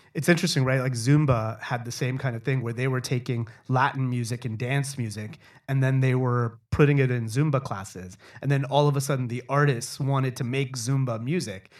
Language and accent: English; Toronto, Ontario, Canada; growing up in Toronto